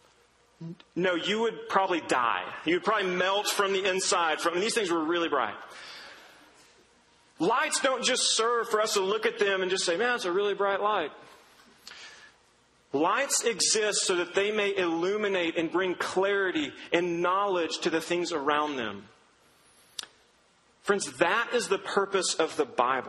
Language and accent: English; Duncan, Oklahoma, United States; I grew up in Duncan, Oklahoma, which is a nothing of a town in southern Oklahoma